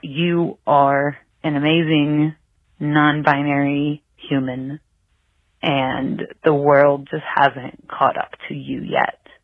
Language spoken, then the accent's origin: English; Missoula, Montana, United States; I'm from Missoula, Montana